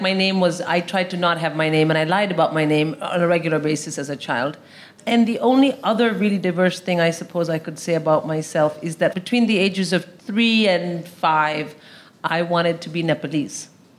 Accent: northern India, India; moved away; We didn't live anywhere remotely close to that state. I lived up in the north.

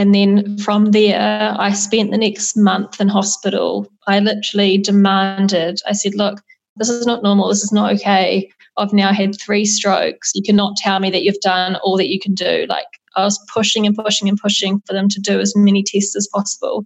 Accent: New Zealand; moved away; also born or lived in Australia; as a New Zealander

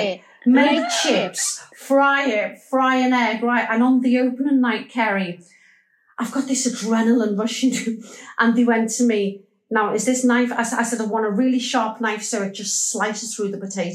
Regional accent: Liverpool, North West England, United Kingdom; I'm a Scouser

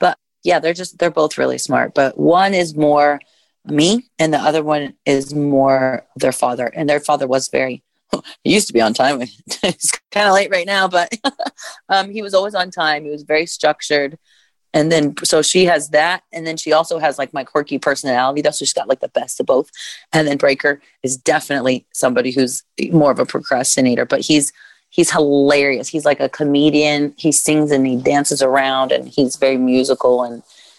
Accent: Indiana, United States; I'm from Indiana

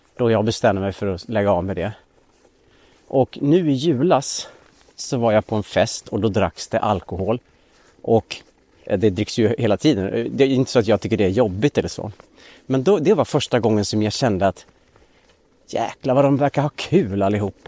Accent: Linghed, Dalarna County, Sweden; now in Stockholm, Sweden; skogarna runt Linghed där jag växte upp i Dalarna

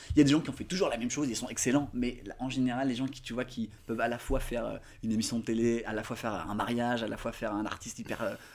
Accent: Côte d’Ivoire; j'ai grandi en Côte d'Ivoire

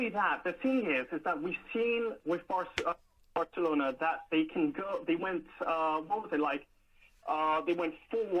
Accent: London, United Kingdom; I was born in London, but my mom's American, my dad is Belgian.

